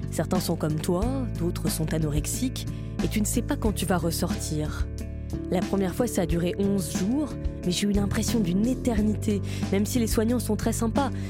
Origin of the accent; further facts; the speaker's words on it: Orange, Provence-Alpes-Côte d'Azur, France; also born or lived in Marseille; j'ai 23 ans, je suis né à Marseille mais j'ai grandi à Orange.